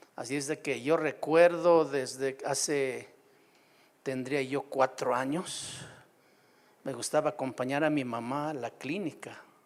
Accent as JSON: {"language": "Spanish", "town": "Puácuaro", "region": "Michoacán", "country": "Mexico", "tie": "born or raised there", "also_born_or_lived": "Sierra de Oaxaca", "moved": "as an adult", "said": "mi pueblo, en Puácuaro, ahí a la orilla de la laguna de Pátzcuaro"}